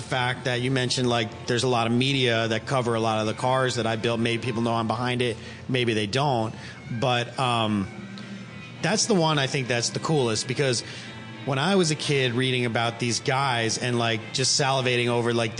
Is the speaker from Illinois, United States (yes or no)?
yes; Chicago, Illinois, United States; I grew up in Chicago